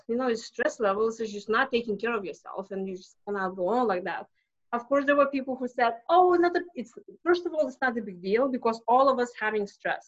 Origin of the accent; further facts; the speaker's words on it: Lithuania; English is a second language; moved away as an adult; now in United States; I'm not from here. I came to US from Lithuania 20 years ago